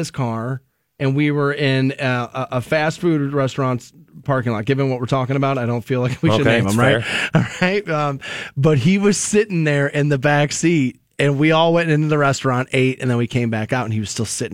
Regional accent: Twinsburg, Ohio, United States; when I was growing up in Twinsburg, the next city over is Solon

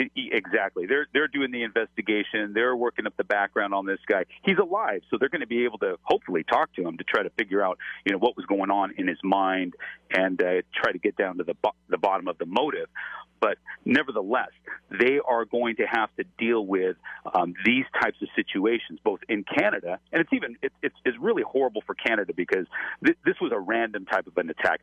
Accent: Los Angeles, California, United States; I'm from Los Angeles

